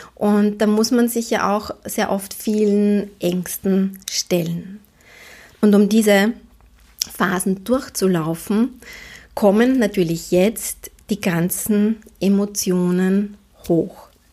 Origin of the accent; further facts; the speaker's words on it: Vienna, Austria; als Wienerin.